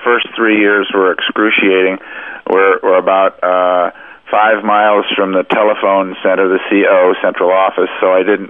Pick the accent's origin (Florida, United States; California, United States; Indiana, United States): California, United States; It's like Los Angeles. I came from Southern California, and it's nothing new to me.